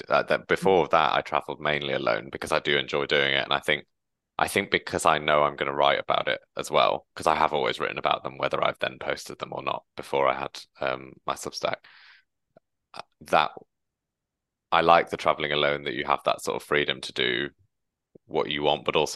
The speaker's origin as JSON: {"language": "English", "region": "England", "country": "United Kingdom", "moved": "yes", "lives_now": "London, United Kingdom", "said": "the north as I'm from, there are no trains"}